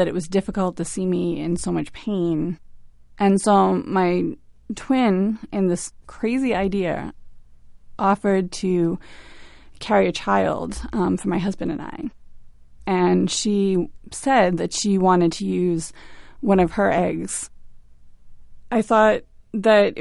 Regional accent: Quincy, Massachusetts, United States; I'm from Quincy, Massachusetts

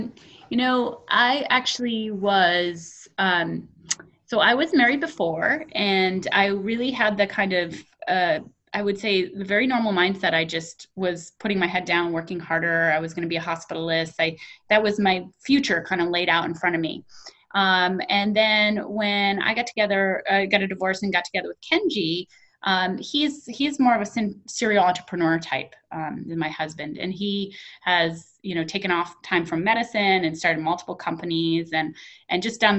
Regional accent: Papua New Guinea; also born or lived in Pohnpei, Micronesia; I was raised in Papua New Guinea and Pohnpei, which is in Micronesia and the Pacific Islands.

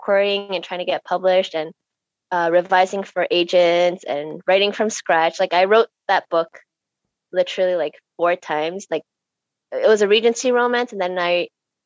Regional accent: Canada; growing up in Canada

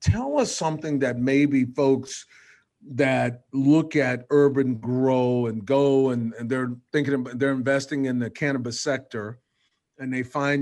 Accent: small town in Texas, United States; the country boy from a small town in Texas

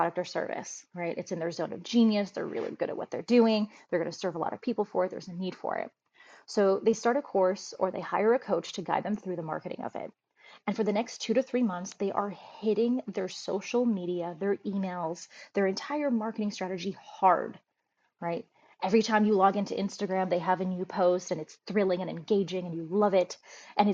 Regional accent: United States; I was raised in a third country called the United States

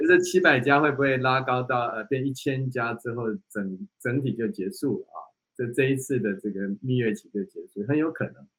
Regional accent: Taiwan; 以台湾这个海岛的地方

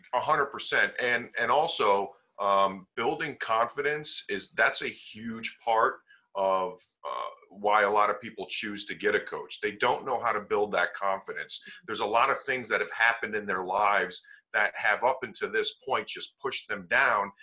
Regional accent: Connecticut, United States; also born or lived in Las Vegas, Nevada; I'm from Connecticut, I'm from the East Coast. It looked like it was a better opportunity and a better situation if we came back um, to Connecticut

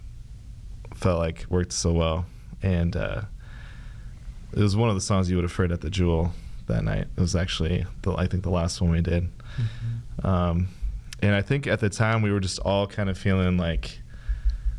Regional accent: Lincoln, Nebraska, United States; I'm from Lincoln, Nebraska.

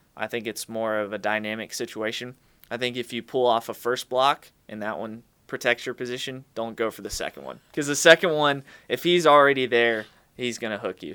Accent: Charlotte, North Carolina, United States; I grew up in Charlotte

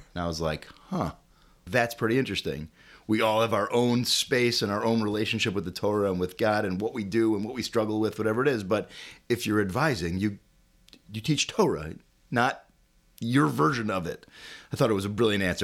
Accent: Chicago, Illinois, United States; I'm a uh, born and bred Chicagoan. Um, grew up here my uh, my whole life

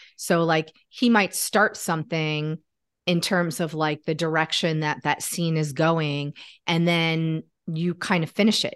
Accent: Connecticut, United States; now in Washington, D.C., United States; I'm from Connecticut, actually

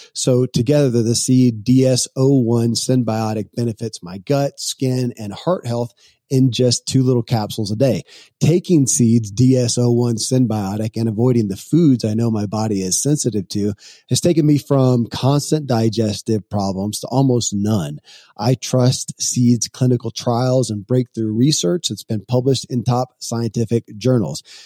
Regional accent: Kentucky, United States; born or raised there

